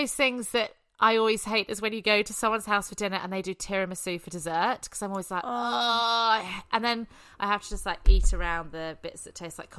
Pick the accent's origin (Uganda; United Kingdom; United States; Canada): United Kingdom; England; And I know, and I'm English, and every British person I know drinks tea.